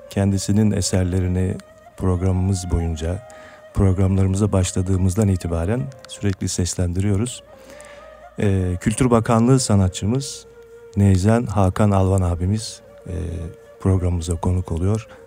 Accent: Sakarya, Turkey

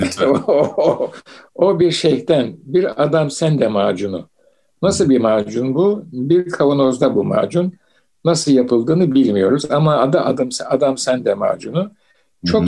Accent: Istanbul, Turkey; ben İstanbul'da doğdum büyüdüm

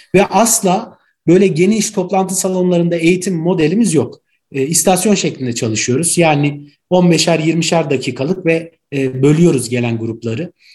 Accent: Ankara, Turkey; also born or lived in Gaziantep; Ankara doğumluyum. Aslen Gaziantep'liyim

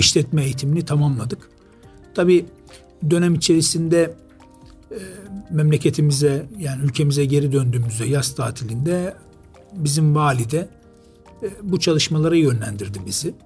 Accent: Istanbul, Turkey; also born or lived in Rize / United Arab Emirates; aslen Rizeliyiz ama uzun yıllardan beri İstanbul'da

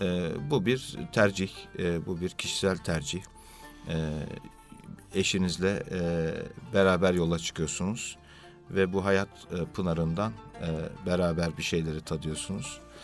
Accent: Istanbul, Turkey; 1965 e, İstanbul doğumluyum.

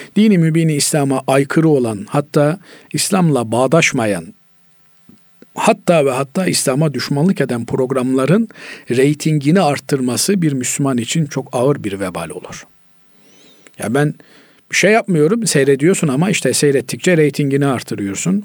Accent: Black Sea Region, Turkey; bizim Karadeniz'de mısır ağırlıklı insanlar beslenir

